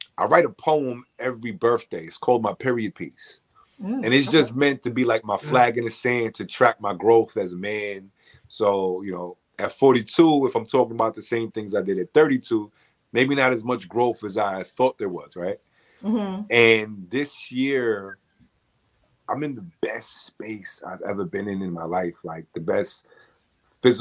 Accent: New York City, New York, United States; I'm from the Bronx

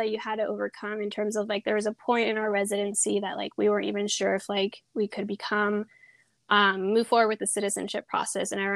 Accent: Sonoma County, California, United States; also born or lived in Peru; I grew up in Sonoma County for most of my life, more up north

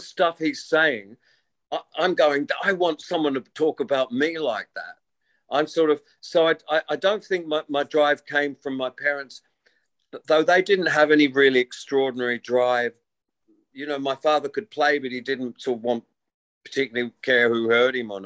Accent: Wollongong, New South Wales, Australia; also born or lived in England; to be an English kid was definitely a tiny, slight disadvantage in this ridiculous microcosm of a high school in Wollongong, of a infant school

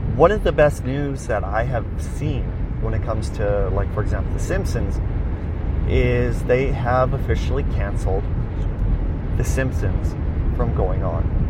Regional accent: Weyburn, Saskatchewan, Canada; I was transferred back to my hometown, Weyburn

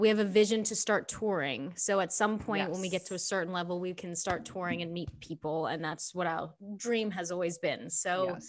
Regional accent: Australia; now in United States; so I came from Australia and came to the States to like start over, right? And I tied up all my money in property in Australia because I was like this child actor.

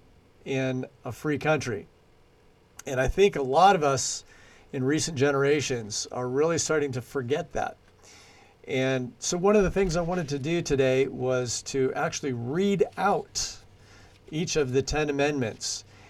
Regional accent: United States; moved away as an adult; now in New Zealand; those of us from the United States

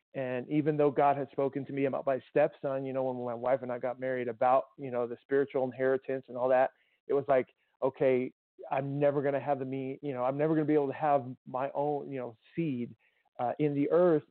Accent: Tucson, Arizona, United States; I grew up in Tucson and native of Arizona

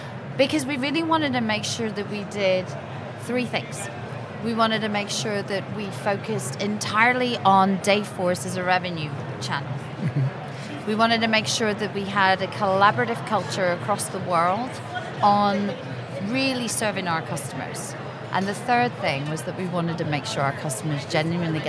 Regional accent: Scotland, United Kingdom; I'm Scottish

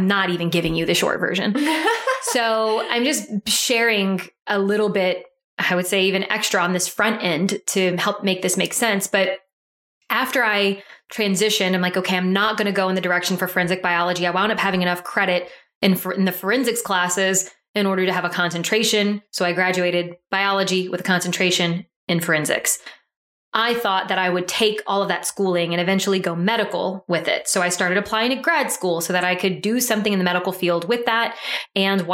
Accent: Deep South Louisiana, United States; also born or lived in Mississippi; I am from Deep South Louisiana, went to school at the University of Southern Mississippi.

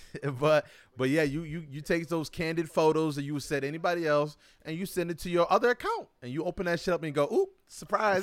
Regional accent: New York, United States; I'm from New York

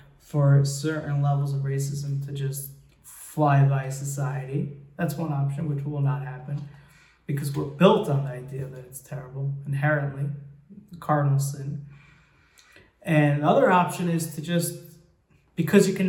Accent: United States; I grew up in America

